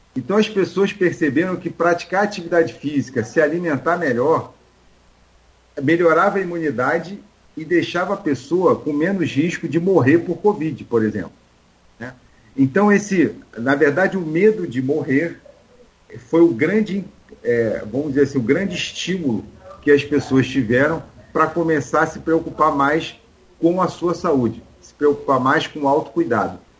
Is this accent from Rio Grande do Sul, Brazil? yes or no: no; Rio de Janeiro, Brazil; lá no Rio, eu sou carioca